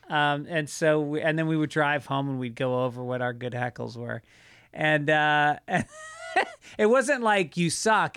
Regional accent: United States; now in Venice, United States; I grew up just outside of New York

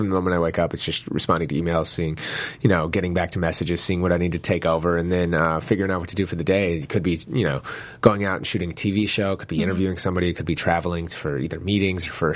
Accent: St. Paul, Minnesota, United States; I grew up in Minnesota in St. Paul

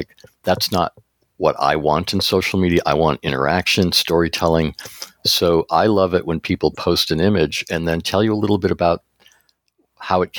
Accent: East Coast, United States; now in Seattle, United States; I've experienced fog growing up in the East Coast near where you live, and going to the coast in Cape Cod

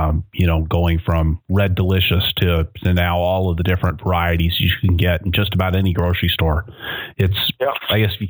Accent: Seattle, Washington, United States; I grew up in Seattle.

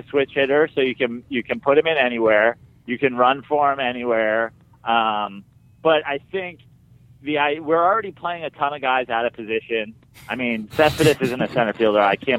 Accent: Katonah, New York, United States; I am from Westchester County, Katona specifically, and my mom is from Queens.

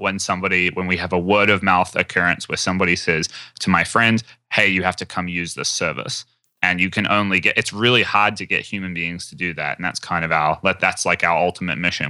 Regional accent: New Zealand; I'm from New Zealand.

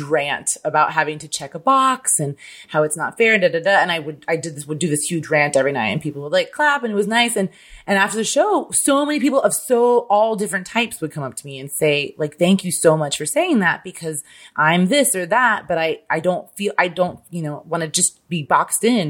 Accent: Midwest, United States; I'm literally from the Midwest where there is no accent

